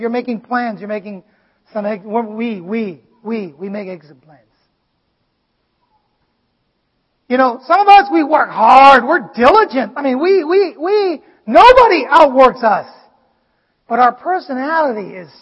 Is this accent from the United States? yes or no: no; Vietnam; English is a second language; moved away; I grew up in Vietnam and, you know, it is literally my 4th language.